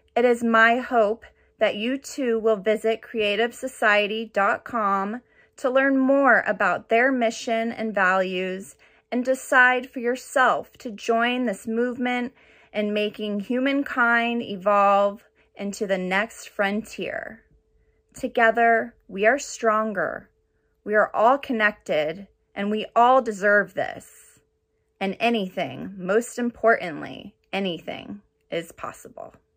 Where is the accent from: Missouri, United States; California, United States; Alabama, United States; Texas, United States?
California, United States; Orange County; I'm from Orange County, California.